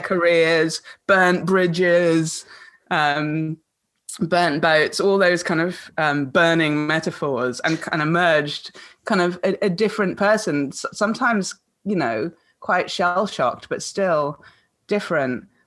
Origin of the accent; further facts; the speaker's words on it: Kuala Lumpur, Malaysia; moved away; she was my nanny when I was growing up in Kuala mm. Lumpur.